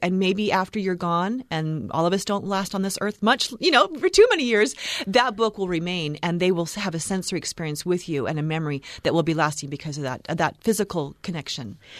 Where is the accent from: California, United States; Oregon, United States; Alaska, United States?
Oregon, United States; moved away; I'm from Oregon